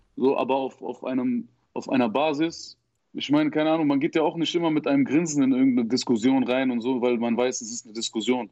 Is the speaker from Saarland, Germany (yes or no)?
yes; Saarbrücken area, Saarland, Germany; ich komme auf jeden Fall aus der Ecke, aus der Saarbrückner Ecke